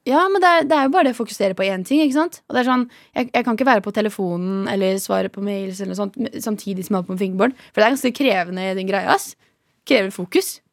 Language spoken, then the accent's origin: Norwegian; Horten, Vestfold, Norway; now in Oslo, Norway; jeg er fra Horten